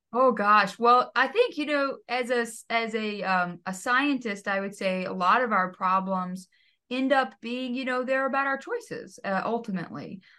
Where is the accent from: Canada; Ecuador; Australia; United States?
United States; Texas; I grew up in Texas